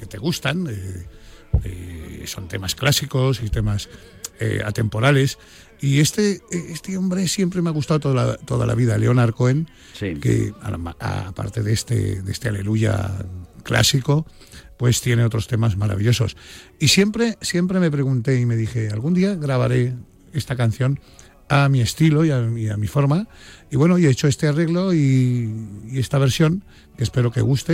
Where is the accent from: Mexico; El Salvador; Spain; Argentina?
Spain; me siento muy orgulloso de ser español